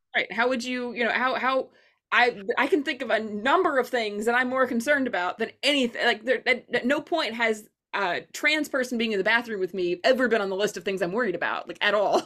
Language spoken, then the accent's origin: English; Arkansas, United States; I'm from Arkansas. Everybody makes those jokes about my state, too.